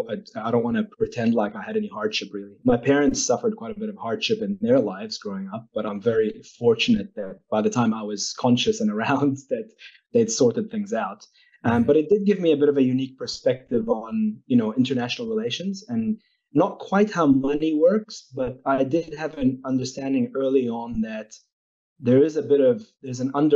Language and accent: English; Newcastle, North East England, United Kingdom; born there; I was born in Newcastle, and my parents were Palestinian refugees from the 1948.